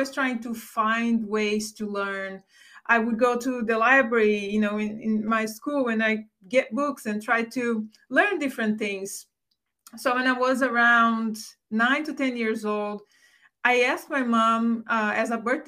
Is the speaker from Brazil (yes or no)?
yes; Brazil; English is a second language; moved away as an adult; now in United States; I grew up in Brazil. I grew up in a very humble household.